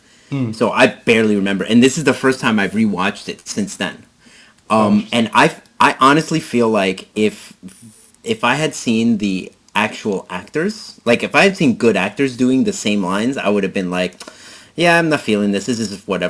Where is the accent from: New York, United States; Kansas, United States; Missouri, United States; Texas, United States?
New York, United States; New York City; also born or lived in Queens; I grew up in Brooklyn when we moved from Queens to Brooklyn